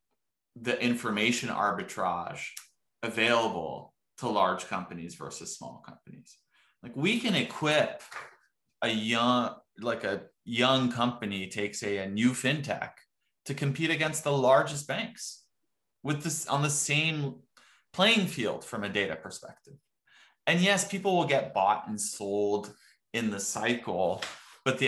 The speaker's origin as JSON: {"language": "English", "country": "Morocco", "also_born_or_lived": "Texas", "moved": "yes", "said": "I'm originally from Morocco"}